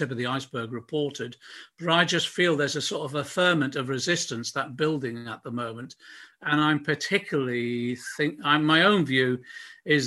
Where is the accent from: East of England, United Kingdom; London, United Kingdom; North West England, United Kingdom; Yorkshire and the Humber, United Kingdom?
North West England, United Kingdom; Liverpool; I was born in Liverpool.